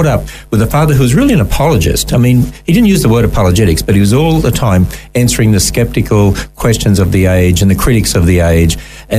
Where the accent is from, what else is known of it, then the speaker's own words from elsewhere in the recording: Cairns, Queensland, Australia; born there; Actually, I was born in Cairns